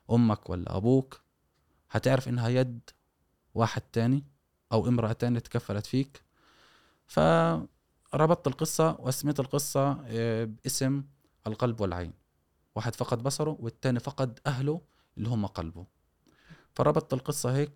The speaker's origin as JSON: {"language": "Arabic", "town": "Gaza", "region": "Gaza Strip", "country": "Palestine", "tie": "born there", "said": "ايش مفهوم انه انت من وين مش انولدت في غزه فقط يعني إيه طب اصولك من وين جايه"}